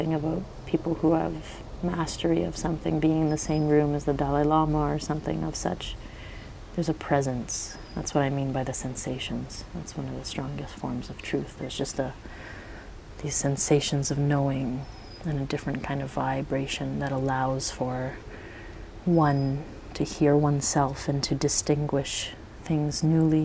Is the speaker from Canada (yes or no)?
yes; Vancouver, British Columbia, Canada; I grew up in Vancouver